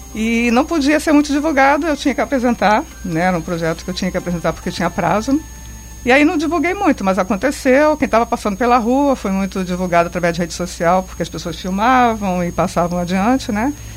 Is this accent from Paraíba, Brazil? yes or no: no; Angra dos Reis, Rio de Janeiro, Brazil; Eu nasci em Angra